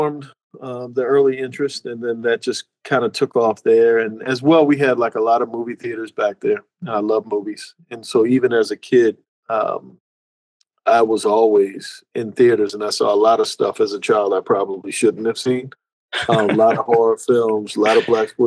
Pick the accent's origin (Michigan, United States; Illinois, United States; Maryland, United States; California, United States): Maryland, United States; Annapolis; I grew up in Annapolis, Maryland.